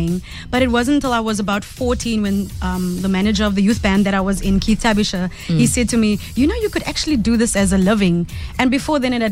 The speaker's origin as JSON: {"language": "English", "country": "South Africa", "also_born_or_lived": "Cape Town", "said": "as a South African artist"}